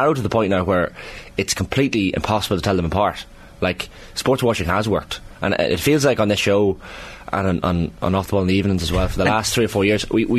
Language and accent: English; Monaghan, Ulster, Ireland; British government colluded to blow up my hometown of Monaghan in 1974.